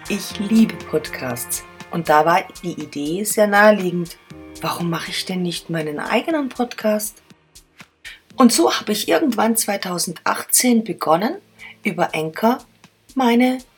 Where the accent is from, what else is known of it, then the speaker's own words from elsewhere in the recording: Germany; now in Vienna, Austria; In meiner Kolumne Wiener Geschichten erzähle ich meine Erlebnisse als Deutsche in Österreich, nämlich in Wien.